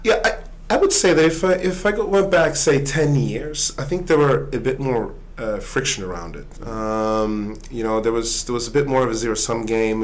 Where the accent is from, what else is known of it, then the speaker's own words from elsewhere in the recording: Sweden; now in United States; I, I grew up in in Sweden